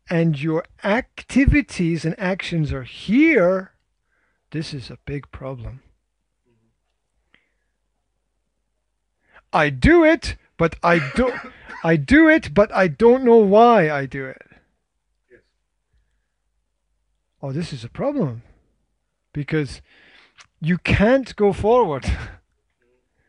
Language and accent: English; Scotland, United Kingdom; I am Scottish